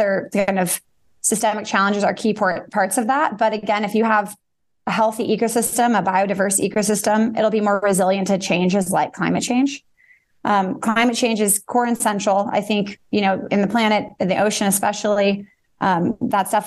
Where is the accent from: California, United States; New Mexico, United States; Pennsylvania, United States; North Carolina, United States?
California, United States; Bay Area; I grew up in the Bay Area